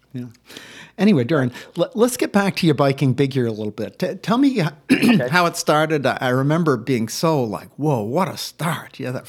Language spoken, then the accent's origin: English; Maine, United States; And I grew up in Maine.